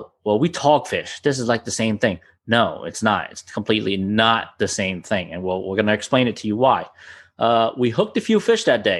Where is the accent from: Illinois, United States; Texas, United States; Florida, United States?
Florida, United States; now in New Jersey, United States; I came from Florida originally, so sheep's head down there for us is normal